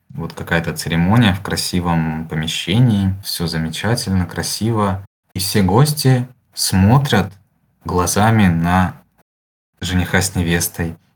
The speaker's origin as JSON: {"language": "Russian", "country": "Ukraine", "moved": "as an adult", "lives_now": "Germany", "said": "Так, ну мы в Германии уже чуть больше года, приехали весной 22 года. Вот, мы приехали из Украины, и вот, как многие, выбрали место Германия"}